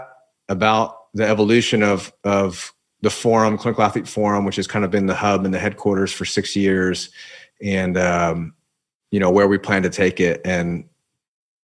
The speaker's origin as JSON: {"language": "English", "region": "Indiana", "country": "United States", "tie": "born or raised there", "moved": "as an adult", "lives_now": "Southern California, United States", "said": "Growing up in Indiana where we have all the seasons"}